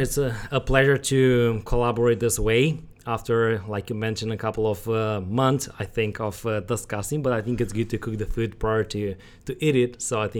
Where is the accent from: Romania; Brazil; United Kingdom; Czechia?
Romania; English is a second language; moved away as an adult; also born or lived in Bucharest; now in United States; It's been only 3 years since I'm in the USA. I was born and raised in Romania, and after my high school, I went to the seminary in Bucharest, came here in 2018